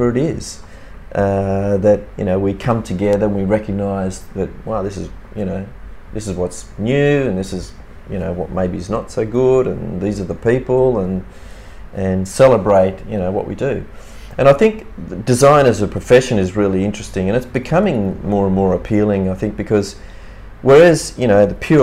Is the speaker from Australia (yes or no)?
yes; Cooma, New South Wales, Australia; also born or lived in Milan, Italy; my parents are Italian and they migrated to Australia in the 50s. I was born here in Cooma in the Snowy Mountains